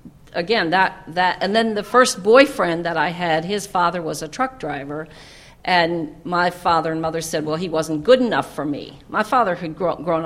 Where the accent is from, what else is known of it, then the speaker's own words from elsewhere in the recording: New York, United States; I grew up in New York State.